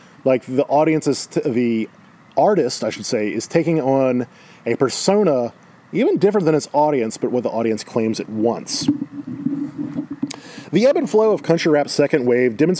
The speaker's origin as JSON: {"language": "English", "town": "Baton Rouge", "region": "Louisiana", "country": "United States", "tie": "born or raised there", "said": "Growing up in Baton Rouge"}